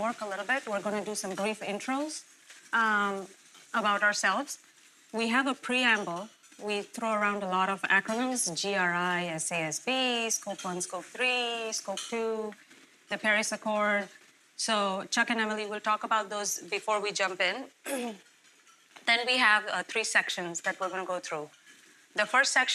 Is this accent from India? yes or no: yes; India; moved away as an adult; now in Elmhurst, United States; I was born and raised in India.